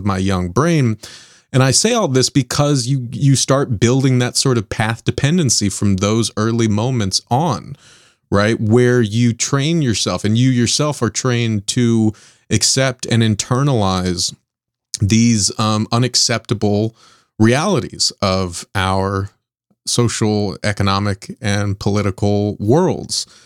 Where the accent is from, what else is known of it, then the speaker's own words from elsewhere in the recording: Southern California, United States; I grew up in Southern California